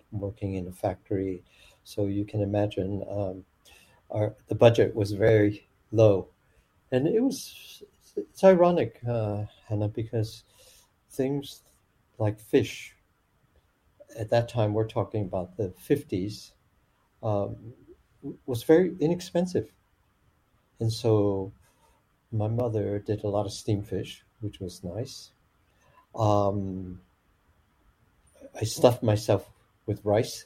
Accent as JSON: {"language": "English", "town": "Chicago", "region": "Illinois", "country": "United States", "tie": "born or raised there", "also_born_or_lived": "Tucson, Arizona / San Diego, California", "first_language": "Chinese", "second_language": "English", "moved": "yes", "said": "we went to Chicago, and I grew up in Chicago, Chinatown, actually"}